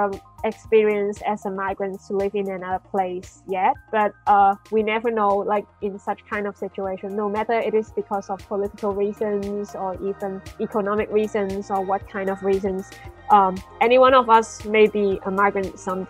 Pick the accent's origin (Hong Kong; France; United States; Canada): Hong Kong; I'm from Hong Kong.